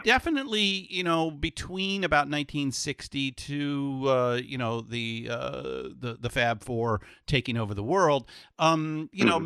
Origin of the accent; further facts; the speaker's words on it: San Francisco, California, United States; I'm from San Francisco, so we we have our nice little wine country